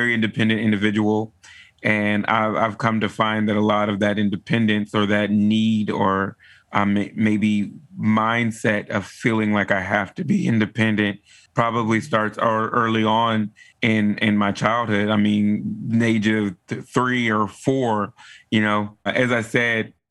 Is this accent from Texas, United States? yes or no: yes; Texas, United States; I am from Texas. I am a true Texan. I was raised in a pretty standard Southern African American family